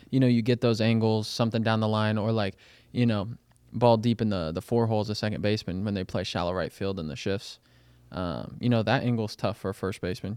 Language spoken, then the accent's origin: English; Kansas City, Missouri, United States; growing up in Kansas City, I gotta watch the Royals when they won the World Series